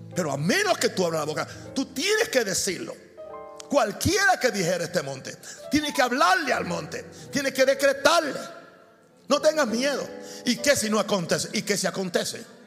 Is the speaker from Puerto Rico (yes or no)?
yes; Puerto Rico; moved away; also born or lived in Chicago; en Puerto Rico, que es el lugar donde yo nací